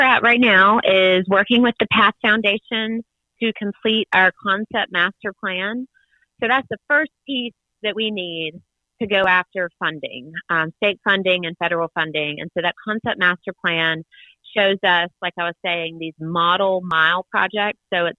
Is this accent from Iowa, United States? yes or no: no; Sandersville, Georgia, United States; I'm from Sandersville, a really small town nearby, and have this big idea to, in my mind, to revive our small town and many other small towns like ours by bringing a trail through it.